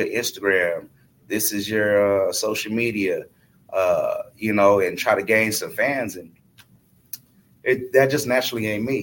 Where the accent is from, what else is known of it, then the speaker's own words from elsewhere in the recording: Oakland, California, United States; also born or lived in Sacramento; Oakland is my home city. That's my hometown